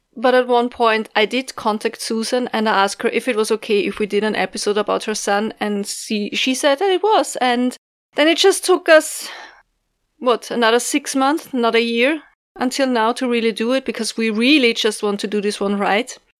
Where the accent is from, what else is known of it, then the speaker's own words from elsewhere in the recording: Austria; from Austria